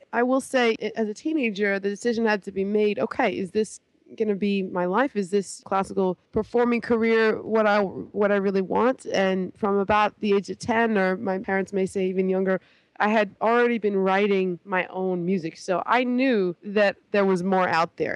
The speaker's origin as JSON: {"language": "English", "town": "Toronto", "region": "Ontario", "country": "Canada", "tie": "born or raised there", "moved": "as an adult", "lives_now": "New York, United States", "said": "From Toronto. Grew up there. Proud to be Canadian"}